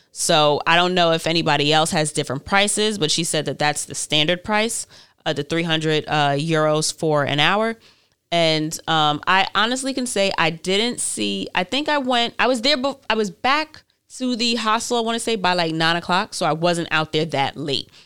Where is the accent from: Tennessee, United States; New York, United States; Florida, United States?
New York, United States; I'm from New York and there's a million different types of people here